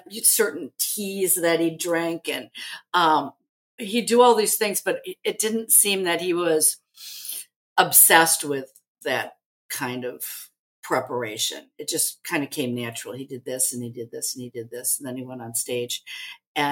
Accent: Rockville, Maryland, United States; moved away; also born or lived in London, United Kingdom / Chicago, United States; I'm from the Washington, D.C. area. I'm from Maryland

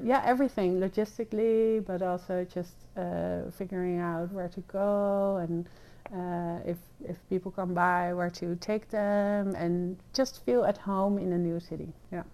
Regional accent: The Hague, South Holland, Netherlands; moved away as an adult; also born or lived in Wiscasset, Maine; now in United States; I was born and raised in uh, in The Hague, in the Netherlands

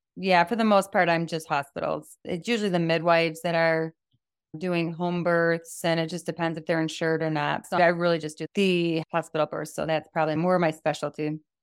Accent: United States; I'm from the United States of America

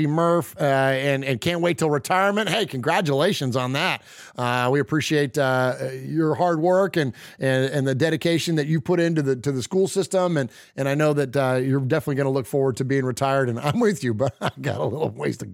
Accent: San Jose, California, United States; I'm not from Las Vegas. I don't have any ties to Vegas. I'm from San Jose. I'm a Bay Area guy

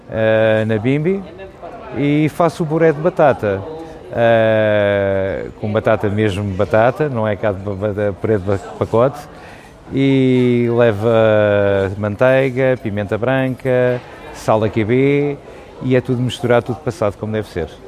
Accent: Lisbon, Portugal; born there; Nasci em Alfama e vendo ginginha, a melhor ginginha da Alfama na rua Norberto Araújo e é caseira.

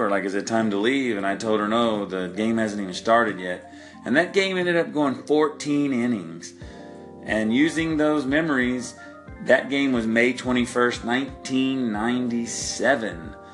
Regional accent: Oklahoma, United States; growing up in Oklahoma, we didn't have a team, but we followed the Braves and the Cubs because they were on TV all the time. And uh, I only lived two hours away from Houston

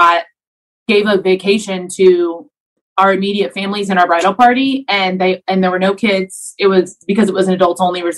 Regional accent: the South, United States; I'm from the South

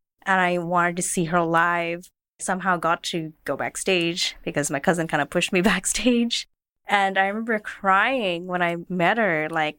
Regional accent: Philippines; and we're the Filipino citizens here.

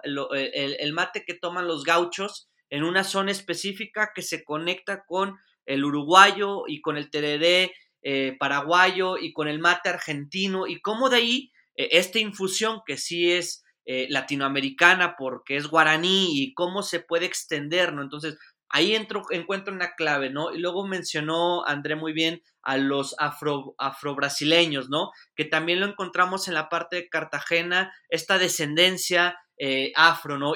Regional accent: Mexico; also born or lived in Spain; acá en mi país

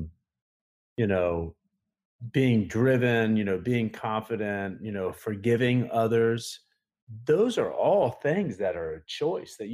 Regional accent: Tampa, Florida, United States; play arena football in Tampa, which is, you know, my hometown.

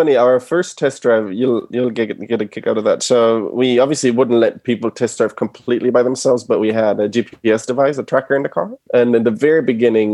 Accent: Germany; moved away as an adult; now in United States; So I was born and raised in Germany. My parents are originally from Argentina and moved to Germany.

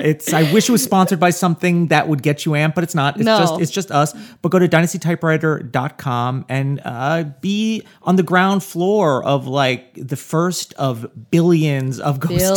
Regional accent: New Jersey, United States; And then I also love my home state of New Jersey.

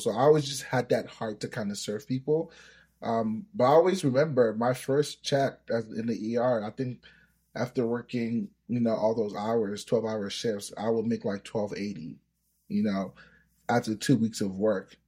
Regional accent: United States; first language Yoruba; English is a second language; also born or lived in Nigeria; I, I grew up in America. I've been here for twenty years, but my early years were in Nigeria. So I came here when I was seven years old

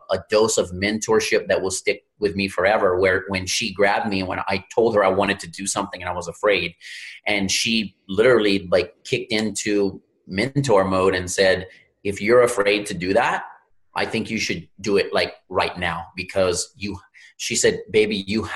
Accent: Louisiana, United States; I'm from Louisiana, grew up in the Gulf of Mexico.

